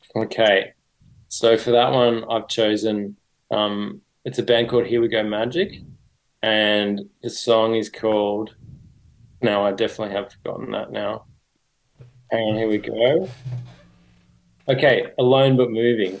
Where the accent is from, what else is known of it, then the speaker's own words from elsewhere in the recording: Sydney, New South Wales, Australia; I grew up in Sydney